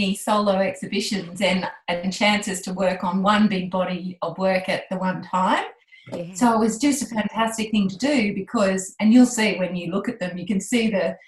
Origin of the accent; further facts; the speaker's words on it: Moree, New South Wales, Australia; I grew up outside Moree